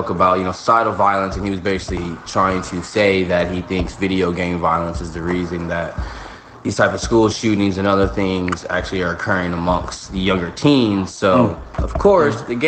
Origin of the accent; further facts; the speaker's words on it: Texas, United States; I'm from Texas